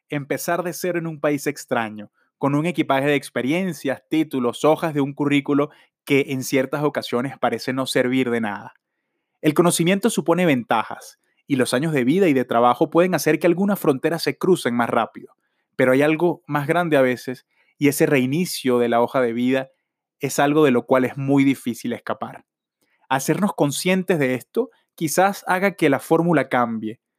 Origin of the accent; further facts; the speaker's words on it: Venezuela; now in Australia; Vivo en Australia y vengo de Venezuela.